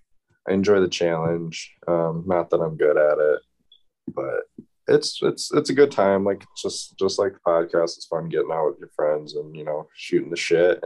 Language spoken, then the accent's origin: English; Toledo, Ohio, United States; I am from Toledo, Ohio.